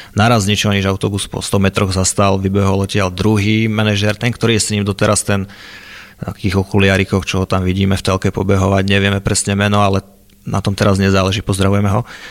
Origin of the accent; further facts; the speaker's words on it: Liptov, Žilina Region, Slovakia; od malička som jazdil vlastne v nízkych Tatrách, keďže som z Liptova